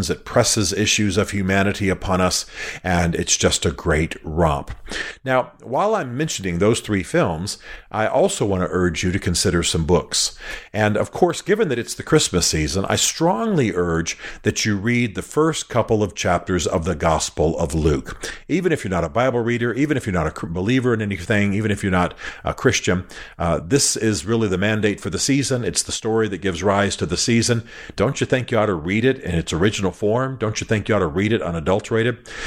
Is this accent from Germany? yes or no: yes; Germany; I I grew up in Germany. I grew up watching films that are subtitled.